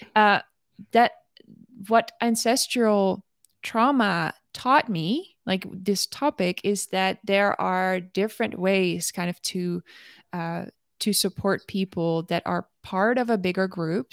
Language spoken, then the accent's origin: English; Netherlands; moved away as an adult; now in United States; coming here as a Dutch woman.